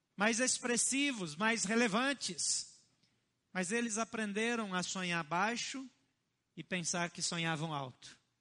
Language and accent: Portuguese; Brazil; os meus antepassados que me perdoem, mas eu sou brasileiro